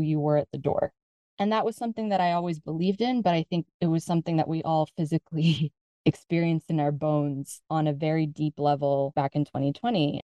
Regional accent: United States; moved away as an adult; now in Spain; I'm originally from the United States. My parents are originally from the Philippines

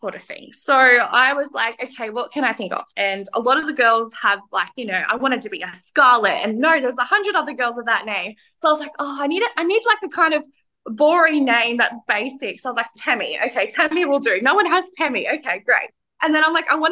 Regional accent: New South Wales, Australia; I grew up in New South Wales

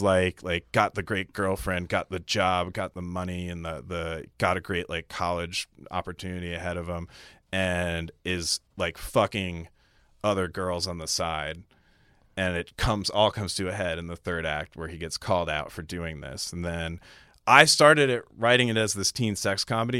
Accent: Clifton Park, New York, United States; also born or lived in Syracuse, New York; I grew up, uh, in upstate New York still

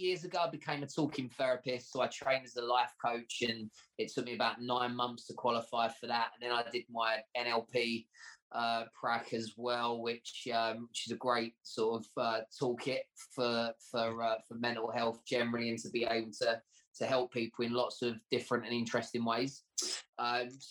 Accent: Essex, East of England, United Kingdom; my childhood growing up in Essex

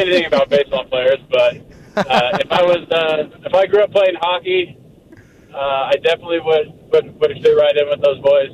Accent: Inland Empire, California, United States; I spent my whole life in the Inland Empire, and I didn't go too far away for college, obviously, at UC Riverside

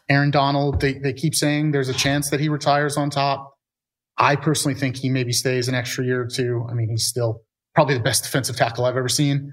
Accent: New York, United States; I'm a New Yorker here

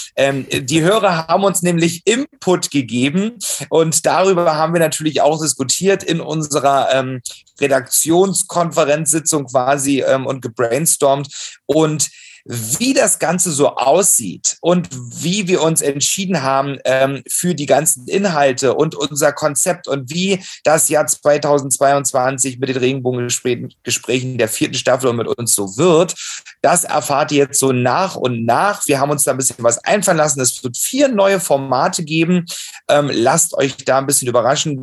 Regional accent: Saxony, Germany; moved away; mit meiner Cousine in Dresden zu feiern, in meinem Heimatbundesland

